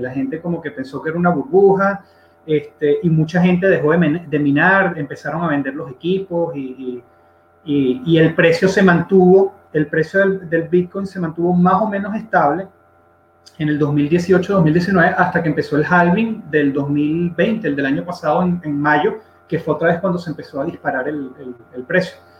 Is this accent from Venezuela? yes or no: yes; Venezuela; yo soy un venezolano de 34 años